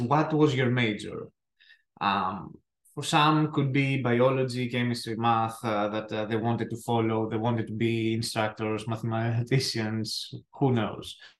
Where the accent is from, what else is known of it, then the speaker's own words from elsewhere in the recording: Athens, Attica, Greece; accent: thick accent; English is a second language; moved away as an adult; now in United States; I am uh, as I said from Greece. Uh, I was born in Athens